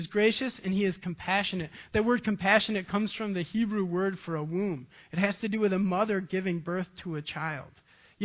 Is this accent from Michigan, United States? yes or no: yes; Ravenna, Michigan, United States; I grew up in a farming community, Ravana, Michigan